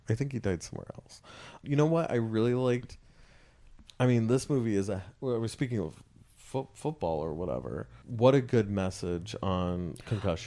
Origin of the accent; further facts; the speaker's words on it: California, United States; I'm from California